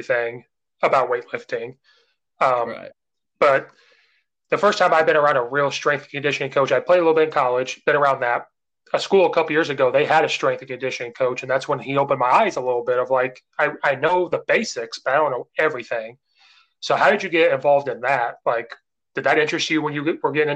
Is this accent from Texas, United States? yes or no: no; Illinois, United States; I'm from Illinois, from small towns.